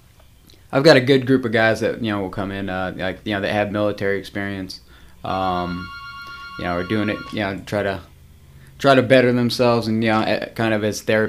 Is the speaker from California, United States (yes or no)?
no; York, South Carolina, United States; Originally New York, but graduated from just down the road in York, South Carolina.